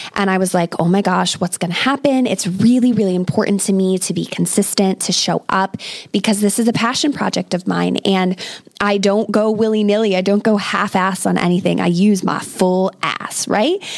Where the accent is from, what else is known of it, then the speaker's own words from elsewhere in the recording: United States; moved away as an adult; now in England, United Kingdom; I am an American expat living in England with my British husband